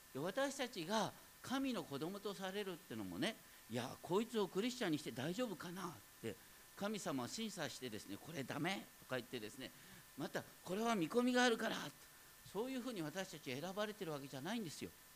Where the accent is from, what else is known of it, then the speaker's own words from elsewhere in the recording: foot of Mount Daisetsu, Hokkaido, Japan; moved away; 僕はあの大雪山のふもとでね北海道の大雪山のふもとで生まれたんですけどもね当時はね本当にど田舎